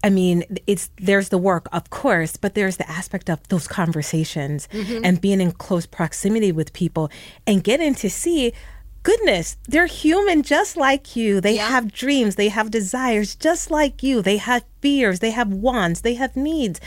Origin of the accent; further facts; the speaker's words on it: New York City, New York, United States; moved away; I grew up in the Bronx